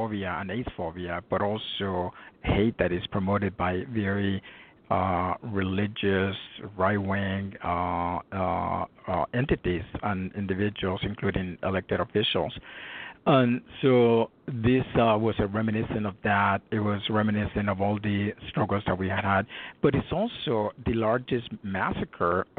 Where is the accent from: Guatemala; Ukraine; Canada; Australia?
Guatemala; now in Los Angeles, United States; I was born and raised in Guatemala